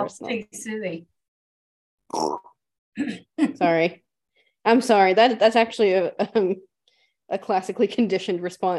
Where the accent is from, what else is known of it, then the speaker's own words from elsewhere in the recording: Fort Worth, Texas, United States; I'm from Cowtown. I just don't sound like it.